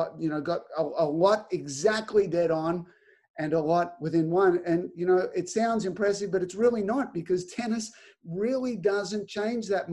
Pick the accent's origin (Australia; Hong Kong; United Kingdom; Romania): Australia; moved away as an adult; now in United States; I'm still Australian and I can't vote